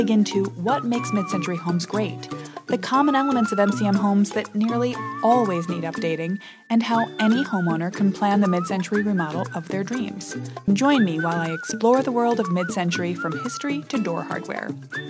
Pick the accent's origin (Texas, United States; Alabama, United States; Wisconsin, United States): Wisconsin, United States; Madison; a homeowner fixing up a charmingly dated 1952 ranch in my hometown, Madison, Wisconsin.